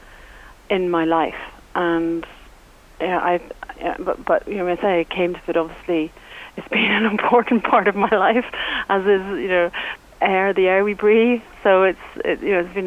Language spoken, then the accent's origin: English; Northern Ireland, United Kingdom; also born or lived in France; as I was growing up in Northern Ireland